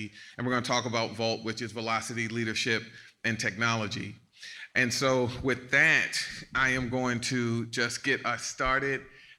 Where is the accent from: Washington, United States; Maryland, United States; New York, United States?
Maryland, United States; Baltimore; I'm from Baltimore, Maryland.